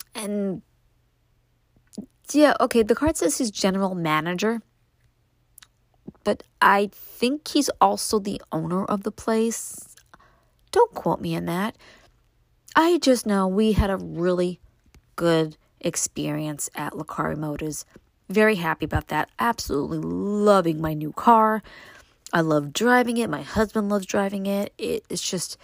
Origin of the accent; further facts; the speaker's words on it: New York City, New York, United States; now in Upstate New York, United States; what it was like for me growing up in Brooklyn